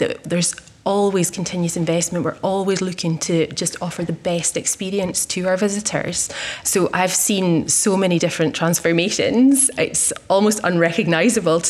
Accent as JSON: {"language": "English", "area": "Speyside", "region": "Scotland", "country": "United Kingdom", "moved": "as an adult", "lives_now": "Edinburgh, United Kingdom", "said": "I'm originally from Speyside"}